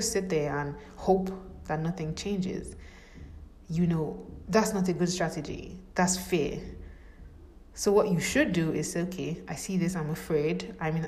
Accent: Nigeria; I'm from Nigeria

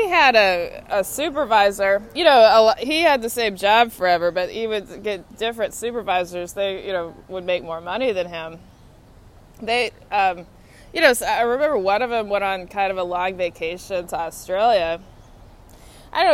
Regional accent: Austin, Texas, United States; now in Washington, D.C., United States; I'm from Texas. I'm 37. I live in Washington, D.C.

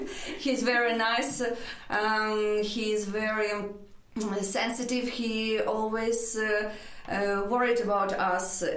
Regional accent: Ukraine; English is a second language; moved away as an adult; now in Kenmare, Ireland; We came straight from Dublin, so straight from Ukraine. Ukraine, Dublin, Kenmare

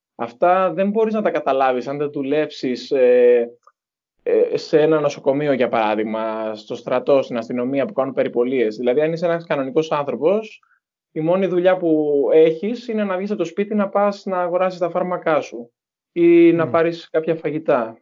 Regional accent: Patras, Western Greece, Greece; moved away as an adult; also born or lived in Zaragoza, Spain; έχω έρθει στο χωριό μου

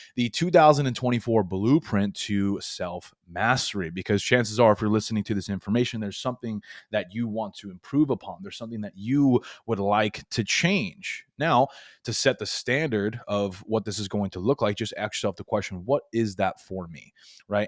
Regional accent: Long Island, New York, United States; moved away as an adult; now in Florida, United States; I was born and raised in Long Island. 23 years, moved to Florida the last few years here

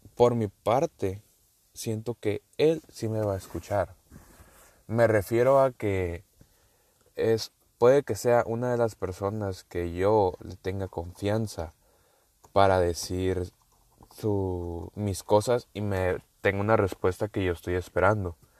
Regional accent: northern Mexico, Mexico; accent: northern; Yo soy mexicano, eh, por si no sabían. Sí, se ha notado mi acento. Y del norte. Vamos a dejarlo así que soy del norte

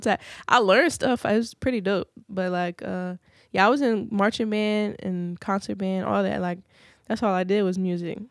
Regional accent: Virginia Beach, Virginia, United States; Pungo, I stay close to Pungo, and Pungo is like the country of Virginia Beach, but I'm from Grand Run.

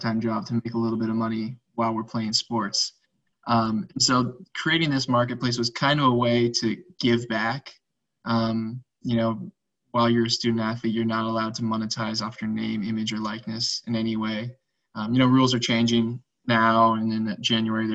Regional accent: West Coast, United States; moved away as an adult; also born or lived in Southeastern United States; I grew up on the West Coast, and you know, I went to college on the East Coast in the Southeast

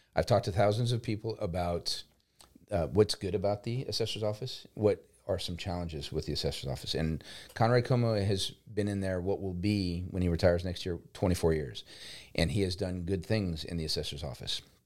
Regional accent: New Orleans, Louisiana, United States; moved away as an adult; now in Lafayette, United States; I'm originally from New Orleans

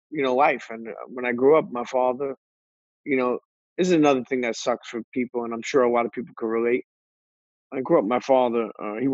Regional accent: Coney Island, New York, United States; also born or lived in Bensonhurst; So me growing up in Coney Island, and the crazy thing is I got the best of both worlds because when I was 14, I did wind up moving into that area.

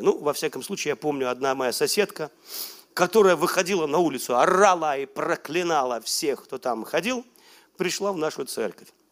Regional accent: Velikiye Luki, Pskov Oblast, Russia; moved away; я был у себя на малой родине, в Великих Луках

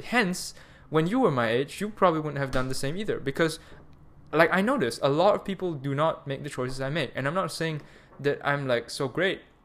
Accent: Malaysia; also born or lived in Munich, Germany; now I'm back home, um, in Malaysia. I'm Malaysian

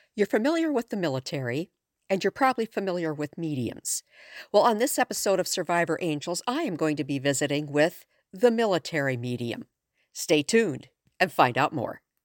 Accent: Midwest, United States; I'm from the Midwest

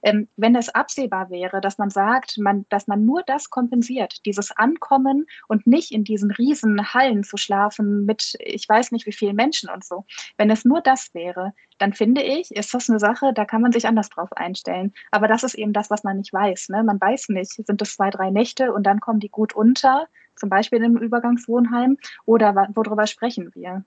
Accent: Ruhr area, North Rhine-Westphalia, Germany; hier bei uns im Ruhrgebiet

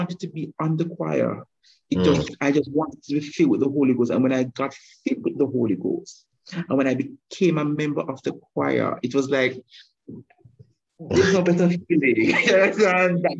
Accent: Kingston, Jamaica; born or raised there; moved away as an adult; now in Mandeville, Jamaica

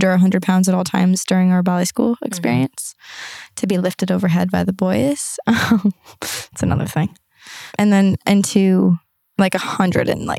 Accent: San Diego, California, United States; also born or lived in Arizona / Toronto; I moved back home to San Diego

